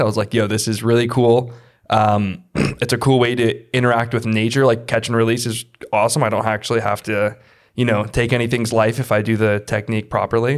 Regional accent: Sun Valley, Idaho, United States; I was born and raised in Sun Valley

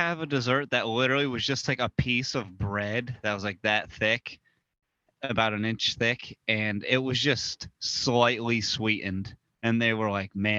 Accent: upstate New York, United States; moved away as an adult; also born or lived in Japan; now in Tampa, United States; I grew up in that shit little small town.

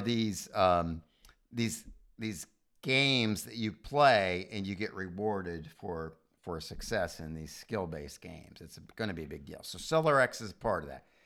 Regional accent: United States; as an American

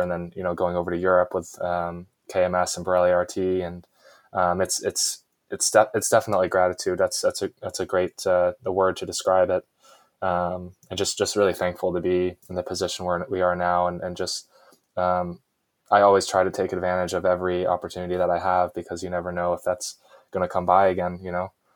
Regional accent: Jupiter, Florida, United States; my hometown of Jupiter, Florida

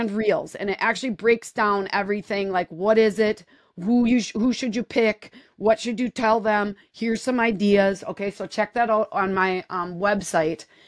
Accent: Wisconsin, United States; I'm from Wisconsin

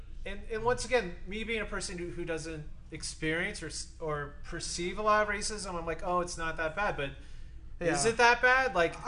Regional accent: Phoenix, Arizona, United States; I'm from Phoenix

